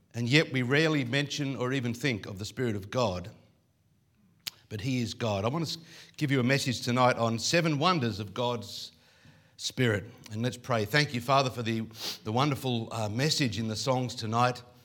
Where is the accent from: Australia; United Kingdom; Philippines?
Australia; Coffs Harbour, New South Wales; I come from Coffs Harbour